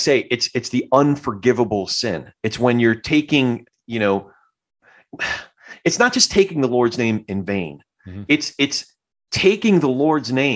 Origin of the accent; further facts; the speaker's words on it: New Jersey, United States; also born or lived in Brooklyn; I grew up, my family's all from Brooklyn, but I grew up more on the Jersey side